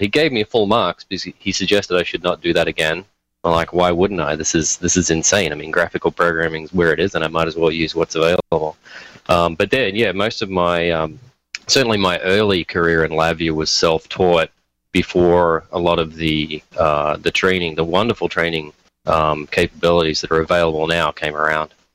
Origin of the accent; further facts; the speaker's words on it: Australia; moved away as an adult; also born or lived in Detroit; now in United States; where I grew up in Australia, it actually snows for about two weeks a year